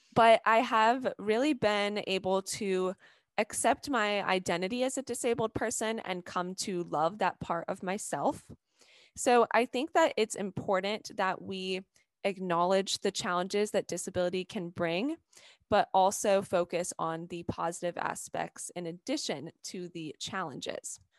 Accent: Atlanta, Georgia, United States; I'm from Atlanta, Georgia.

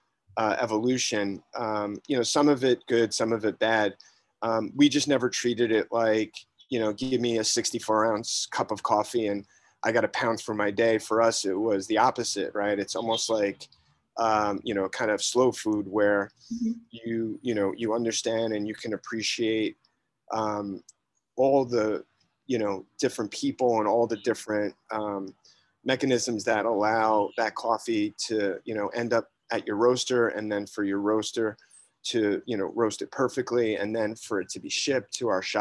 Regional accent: New York City, New York, United States; I grew up in Greenwich Village, specifically in Soho, in the 70s and 80s.

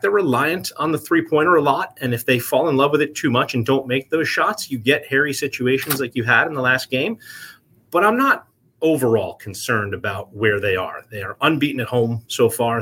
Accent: New Jersey, United States; now in Vermont, United States; was born and raised in New Jersey

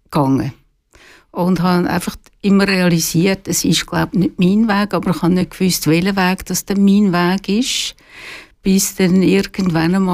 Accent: Küsnacht, Zurich, Switzerland; also born or lived in Biel; bin in Zürich aufgewachsen

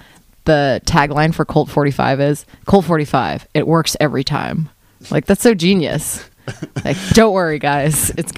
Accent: Washington, District of Columbia, United States; moved away; also born or lived in France; I'm from Washington, D.C.

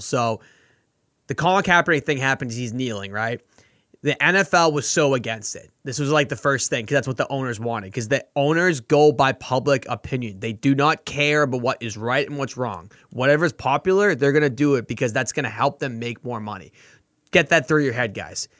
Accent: Boston, Massachusetts, United States; I'm from Boston

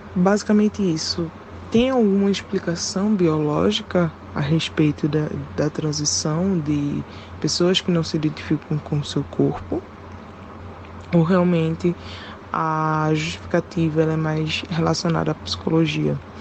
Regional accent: Pernambuco, Brazil; sou do Pernambuco

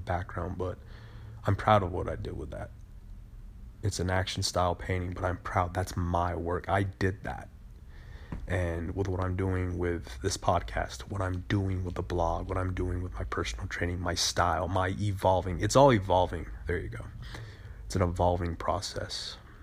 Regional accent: United States; we as American voters

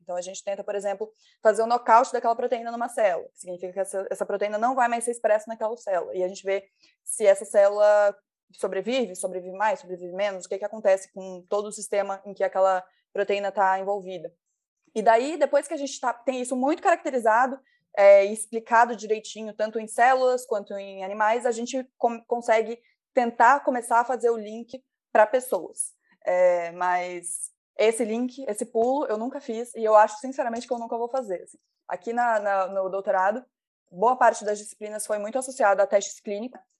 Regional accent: Mato Grosso do Sul, Brazil; eu sou do Mato Grosso do Sul

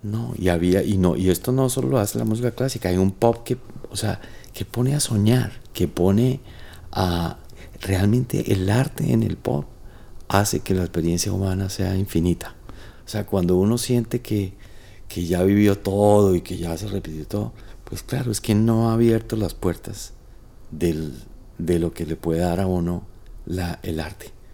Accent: Cúcuta, Norte de Santander, Colombia; yo como nací en Cúcuta, nosotros crecimos con los melódicos

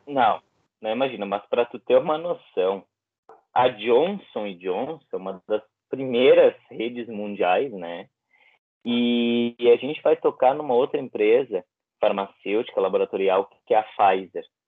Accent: Bento Gonçalves, Rio Grande do Sul, Brazil; trabalhei na vacinação aqui na, na, minha cidade, Bento Gonçalves

